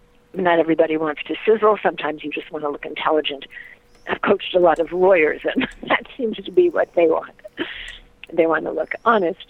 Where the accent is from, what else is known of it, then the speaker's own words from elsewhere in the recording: New York, United States; now in Topanga, United States; I'm originally from New York